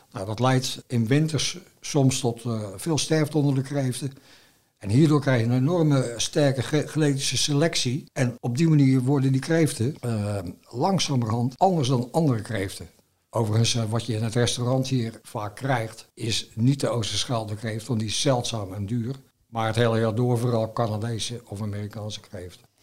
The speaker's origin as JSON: {"language": "Dutch", "region": "Zeeland", "country": "Netherlands"}